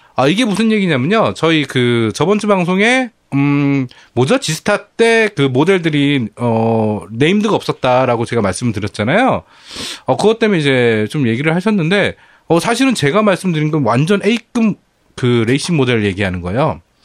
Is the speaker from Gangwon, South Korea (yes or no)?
no; Bucheon, Gyeonggi Province, South Korea; 저도 부천 토박이입니다